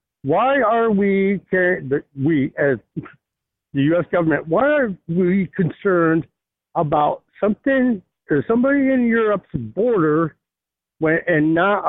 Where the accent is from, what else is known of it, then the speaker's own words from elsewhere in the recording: Wyoming, United States; I'm actually from Wyoming.